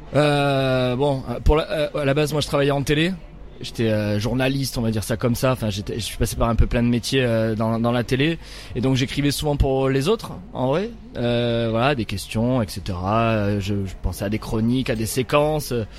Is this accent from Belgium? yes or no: no; Nîmes, Occitania, France; je suis de Nîmes, j'ai grandi à Nîmes, je suis euh, du Gard